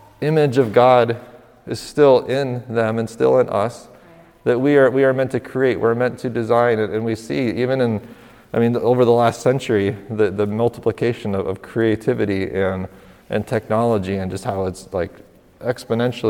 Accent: northern New York, United States; we're from northern New York

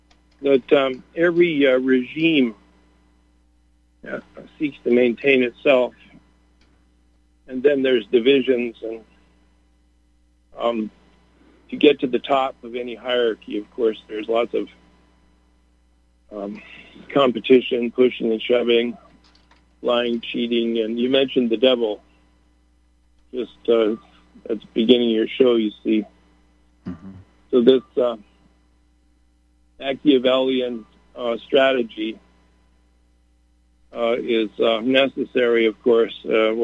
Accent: Canada; also born or lived in United States; And, of course, I grew up in Canada and the United States, and I was taught we were free.

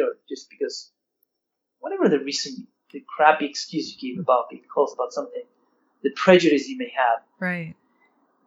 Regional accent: Argentina; I'm from Argentina

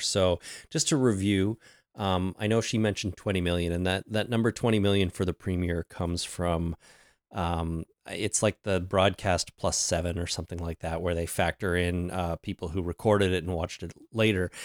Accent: Canada; celebrate Canadian Thanksgiving because we're Canadian

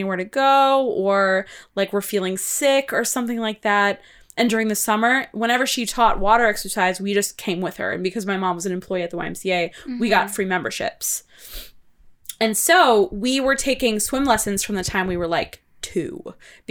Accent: Wisconsin, United States; growing up in Wisconsin

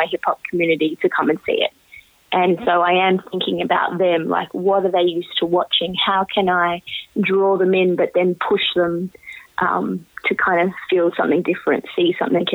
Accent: Australia; growing up in Australia as someone who's, you know, first generation Australian from Indian immigrants

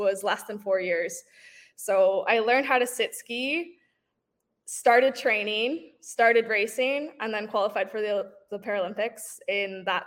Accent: Toronto, Ontario, Canada; I'm from Toronto, Ontario

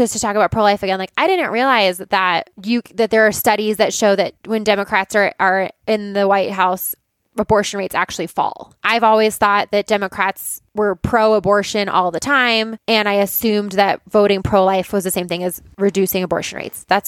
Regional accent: Boulder, Colorado, United States; And I grew up in Boulder, in a liberal town.

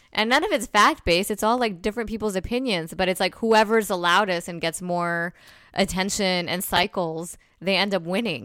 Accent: New Jersey, United States; I'm from Jersey

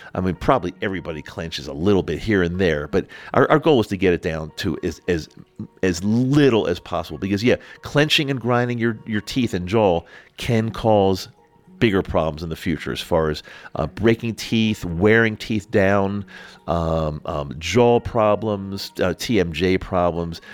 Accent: Utah, United States; my home state of Utah

